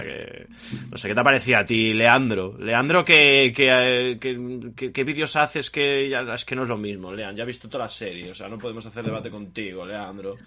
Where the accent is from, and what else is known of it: Spain; born or raised there